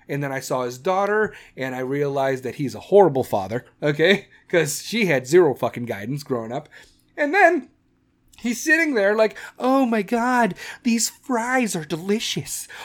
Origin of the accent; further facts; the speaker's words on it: Chicago, Illinois, United States; Chicago, my hometown